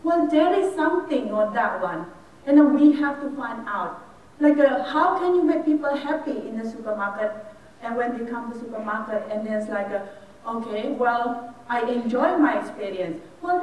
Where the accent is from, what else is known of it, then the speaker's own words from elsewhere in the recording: Indonesia; I was born and raised in Indonesia, but I did a bit of my work and then my study overseas.